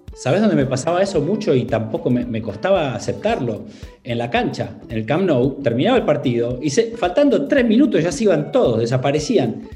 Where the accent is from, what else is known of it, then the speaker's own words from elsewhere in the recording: Argentina; moved away as an adult; also born or lived in London / Barcelona; now in Italy; siendo argentino y viviendo en Italia